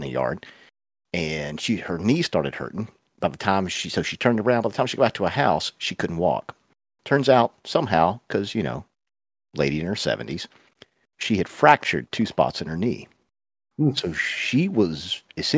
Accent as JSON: {"language": "English", "region": "the South", "country": "United States", "tie": "born or raised there", "said": "I was raised in the South"}